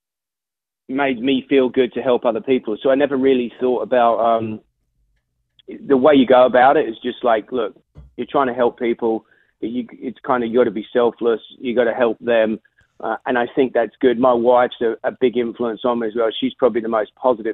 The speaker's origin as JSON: {"language": "English", "region": "London", "country": "United Kingdom", "moved": "as an adult", "lives_now": "United States"}